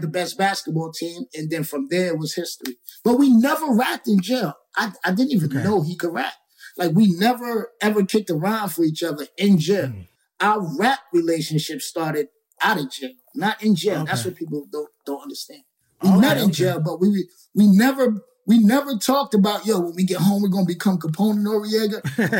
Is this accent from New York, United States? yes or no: yes; New York City, New York, United States; I'm from Queensbridge